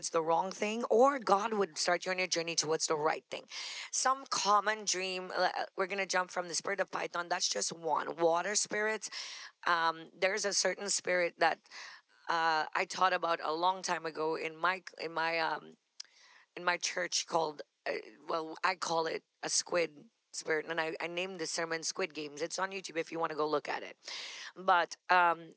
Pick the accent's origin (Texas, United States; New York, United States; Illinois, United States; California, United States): New York, United States; Okay, I'm from New York. That's why the subway thing.